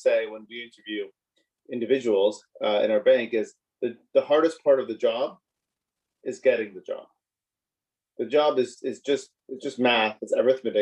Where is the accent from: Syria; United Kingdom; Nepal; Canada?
Canada; Montreal, Quebec; I grew up in Montreal, born and raised in Montreal